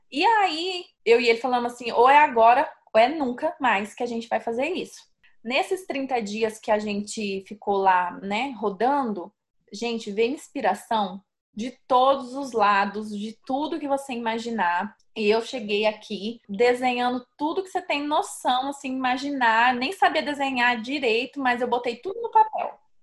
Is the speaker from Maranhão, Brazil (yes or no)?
no; Sorriso, Mato Grosso, Brazil; now in United States; Eu não saí lá de sorriso no Mato Grosso para vir parar aqui nos Estados